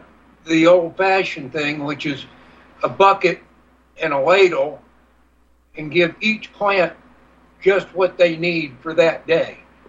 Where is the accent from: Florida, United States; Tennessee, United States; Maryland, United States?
Florida, United States; Merritt Island; I grew up on Merritt Island down in Florida, and we were not the transplants from New York. You know, I was born into a seventh generation Floridian family.